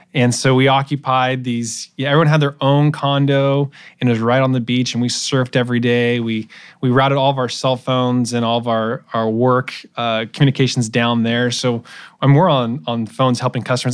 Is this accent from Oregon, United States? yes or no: yes; Portland, Oregon, United States; moved away as an adult; also born or lived in Santa Barbara, California / Davis, California; I'm originally from Portland, Oregon. Uh, grew up there until I was eighteen